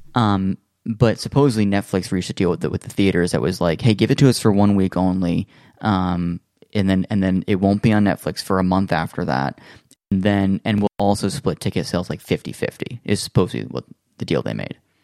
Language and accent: English; United States; as an American living in America